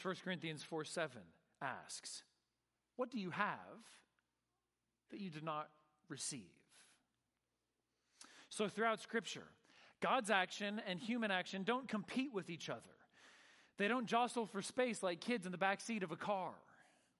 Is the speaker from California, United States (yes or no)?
yes; Northern California, United States; I grew up surfing in Northern California.